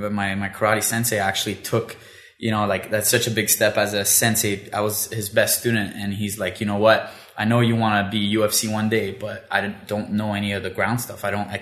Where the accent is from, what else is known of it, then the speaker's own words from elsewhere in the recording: Elmer, Ontario, Canada; also born or lived in Ottawa; I was born in Ottawa, yep. And I grew up in Elmer. Okay. I went to the French high school